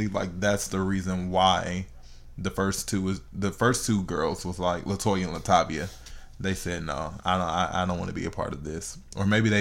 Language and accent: English; Houston, Texas, United States; H-Town. My hometown